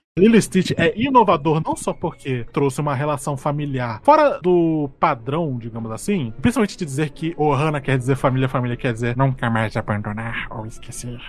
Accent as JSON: {"language": "Portuguese", "town": "Porto Velho", "region": "Rondônia", "country": "Brazil", "tie": "born or raised there", "said": "eu sou de Porto Velho, né, cara? Rondônia. Norte do Brasil"}